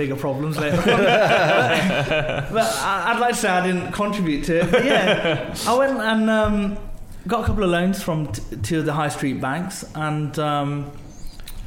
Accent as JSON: {"language": "English", "town": "Birmingham", "region": "West Midlands", "country": "United Kingdom", "tie": "born or raised there", "said": "I'm a Brumby born and bred"}